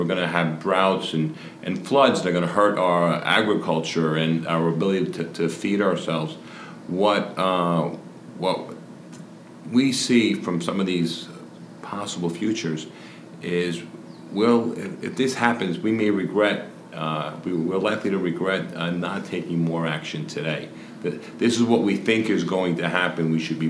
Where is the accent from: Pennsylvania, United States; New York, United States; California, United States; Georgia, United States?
New York, United States; I think what we've captured here is, I'm from New York.